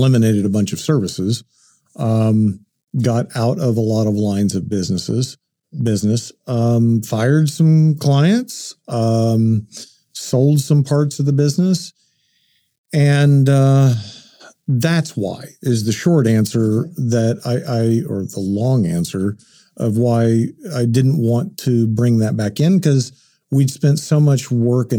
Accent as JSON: {"language": "English", "town": "Enid", "region": "Oklahoma", "country": "United States", "tie": "born or raised there", "also_born_or_lived": "Shawnee, Oklahoma", "said": "lived in Oklahoma all my life. I was born in Shawnee, raised in Enid"}